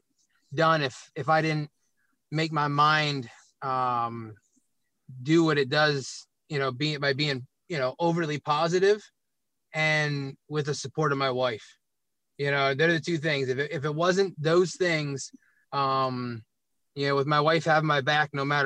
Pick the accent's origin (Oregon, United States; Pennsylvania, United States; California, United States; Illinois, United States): Pennsylvania, United States; Williamsport; also born or lived in Harrisburg, Pennsylvania; I grew up in Williamsport, Pennsylvania, home of the Little League World Series, and I'm a little bit south